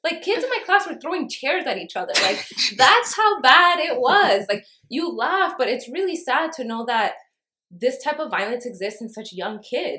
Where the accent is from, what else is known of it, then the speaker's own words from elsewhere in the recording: New York City, New York, United States; I grew up in Harlem.